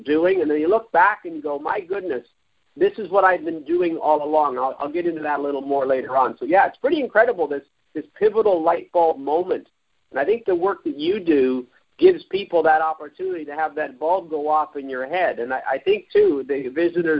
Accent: Toronto, Ontario, Canada; I was raised in Toronto. I've never lived anywhere else than Toronto my whole life, or at least in the GTA

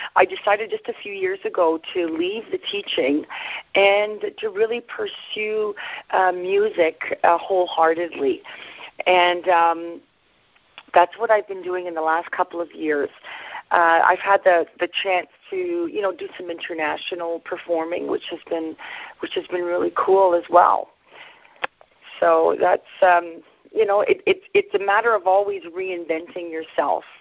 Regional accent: Sudbury, Ontario, Canada; I was raised in Northern Ontario uh, specifically, I was raised in Sudbury

